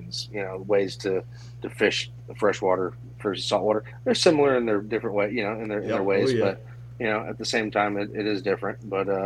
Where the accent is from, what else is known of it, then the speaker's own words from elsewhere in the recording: Homestead, Florida, United States; also born or lived in Miami, Florida / Palm Coast, Florida; lived in Homestead, pretty much growing up my young childhood, left out of there after Hurricane Andrew.